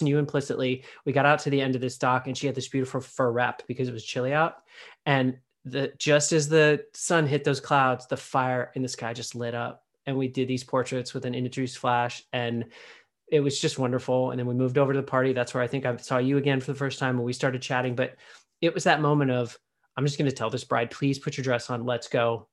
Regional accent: Pittsburgh, Pennsylvania, United States; moved away; I was born in Pittsburgh, I don't really spend a lot of time on the East Coast since having left

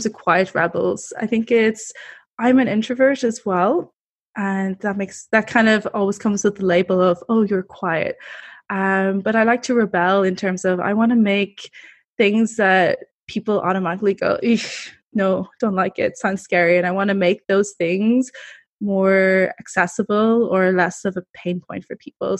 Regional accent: Ireland; moved away as an adult; also born or lived in Taiwan; now in Costa Rica; I'm originally from Ireland

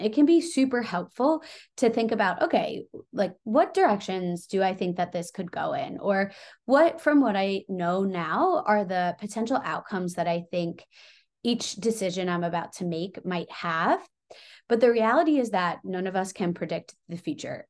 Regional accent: Long Island, New York, United States; I grew up on Long Island

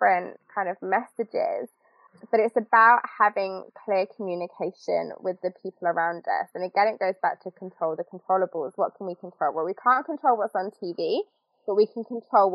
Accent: United Kingdom; us as the British

